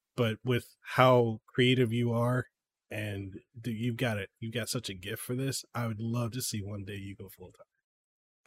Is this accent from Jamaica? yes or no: no; Samoa; now in Hawaii, United States; when I was growing up in Samoa